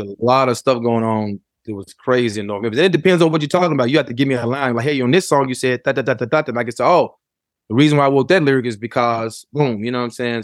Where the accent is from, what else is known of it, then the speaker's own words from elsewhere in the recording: Memphis, Tennessee, United States; as I was growing up in Memphis